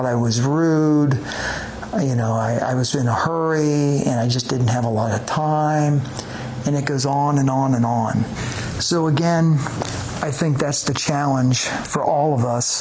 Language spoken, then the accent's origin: English; Cincinnati, Ohio, United States; moved away; where I grew up in the Cincinnati area